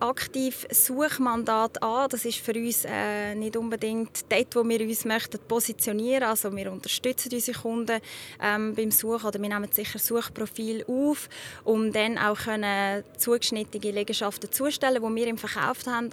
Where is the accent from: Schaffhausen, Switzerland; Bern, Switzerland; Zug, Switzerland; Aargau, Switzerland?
Zug, Switzerland; Ich bin selber in Zug aufgewachsen, ich kenne das Gebiet bestens